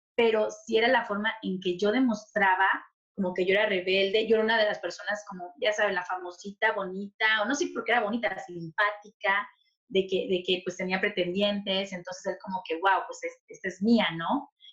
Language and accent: Spanish; Tabasco, Mexico; moved away as an adult; also born or lived in Chilpancingo, Guerrero, Mexico; now in Toronto, Canada; realmente nací en Guerrero, Chilpancingo, Guerrero, pero me crié en Tabasco